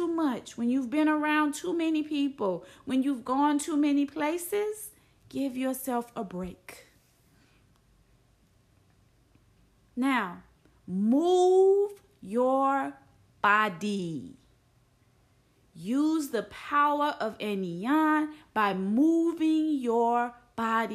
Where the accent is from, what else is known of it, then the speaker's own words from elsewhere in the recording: Tennessee, United States; I'm from Tennessee, right? I'm from a place where it gets cold, where it snows